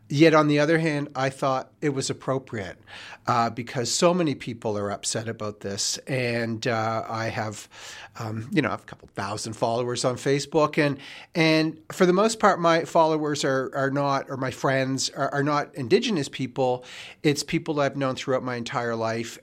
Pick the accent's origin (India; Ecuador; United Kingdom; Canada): Canada; Nova Scotia; moved away; also born or lived in Quebec / Ontario / Saskatchewan / Alberta; growing up in Nova Scotia